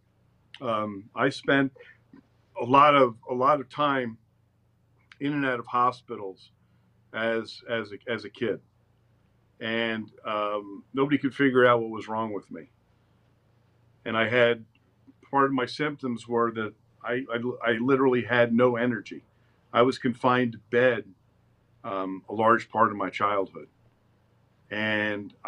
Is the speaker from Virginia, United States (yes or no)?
no; Princeton, New Jersey, United States; I was born in Princeton, raised there, had loving parents, had a great childhood